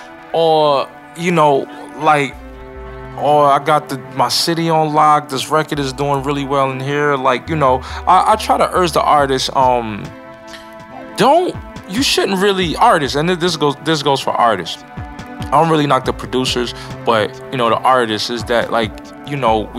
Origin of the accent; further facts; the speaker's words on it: New York, United States; moved away as an adult; now in Atlanta, United States; I'm originally from New York. And so I moved to Atlanta in 1999 to attend Clark Atlanta University.